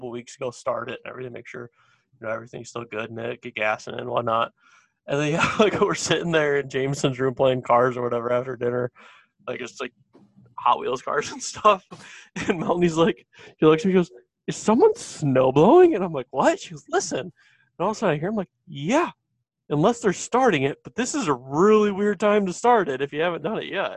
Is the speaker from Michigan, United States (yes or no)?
yes; Detroit, Michigan, United States; I grew up in Metro Detroit